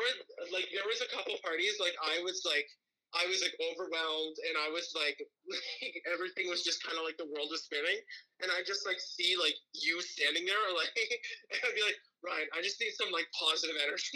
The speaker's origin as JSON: {"language": "English", "town": "Edmonton", "region": "Alberta", "country": "Canada", "tie": "born or raised there", "moved": "as an adult", "said": "so I was born in Edmonton, but, like, I have, like, family, extended family in Bonnyville, Alberta."}